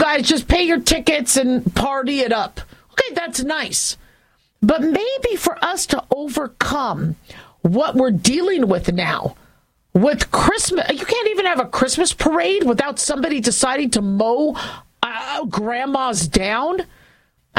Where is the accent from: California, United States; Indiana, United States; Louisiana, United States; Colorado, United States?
California, United States; now in Las Vegas, United States; growing up in California